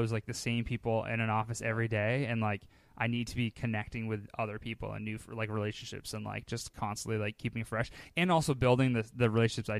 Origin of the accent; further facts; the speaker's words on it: Boston, Massachusetts, United States; I'm born and raised Boston.